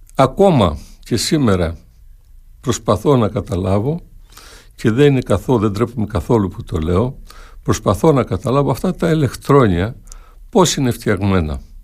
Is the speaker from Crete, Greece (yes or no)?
yes; Viannos, Crete, Greece; στο χωριό μου στη Βιάνο, Πιτσιρίκη